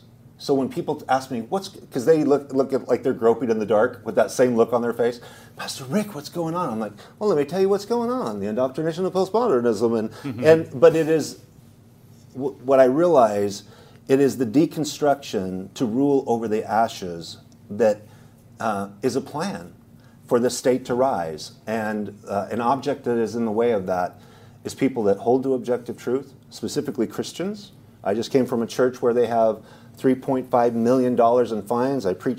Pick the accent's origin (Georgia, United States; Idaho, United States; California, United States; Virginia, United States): Idaho, United States; I came from Idaho. It's a red state. I lived in the eastern Idaho, which is the most red conservative.